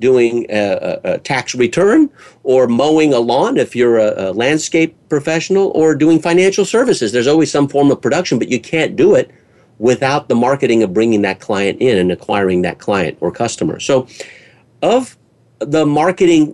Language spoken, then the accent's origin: English; California, United States; California, which is my home state here in the United States